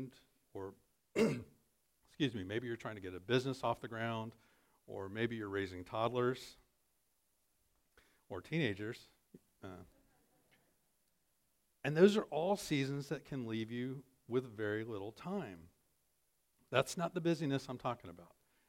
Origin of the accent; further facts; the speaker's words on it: American Midwest, United States; proud American Midwesterners